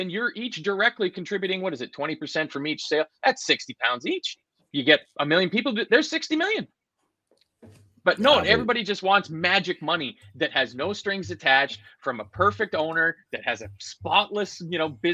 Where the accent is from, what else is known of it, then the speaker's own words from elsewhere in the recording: Canada; I'm also from Canada